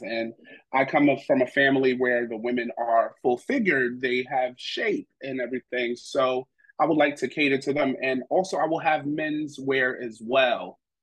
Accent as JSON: {"language": "English", "town": "New York City", "region": "New York", "country": "United States", "said": "I'm originally from New York City, Brooklyn"}